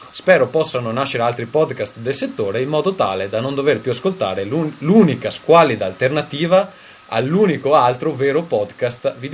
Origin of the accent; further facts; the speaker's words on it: Veneto, Italy; moved away; Sono, sono veneto, ma non, ma non, leghista.